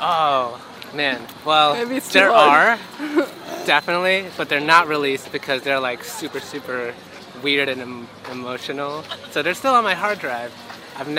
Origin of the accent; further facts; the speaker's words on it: Rockville, Maryland, United States; also born or lived in Silver Spring, Maryland; growing up in Rockville and Silver Spring before